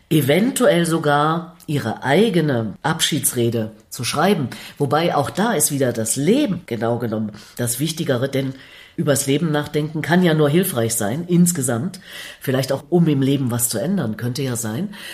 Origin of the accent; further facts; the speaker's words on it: East Germany, Germany; Wo ich herkomme im Osten Deutschlands ist das mit dem Pfarrer ja auch nicht so verbreitet.